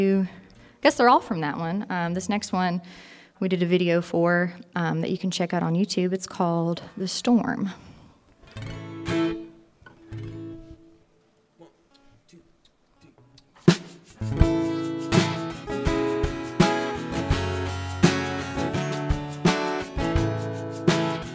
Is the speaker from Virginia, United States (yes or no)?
yes; Galax, Virginia, United States; growing up in the Appalachian Mountains and what life was like as a child for me